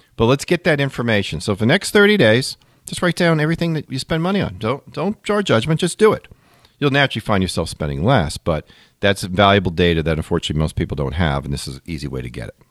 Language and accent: English; Long Island, New York, United States; the New York area where I grew up in Long Island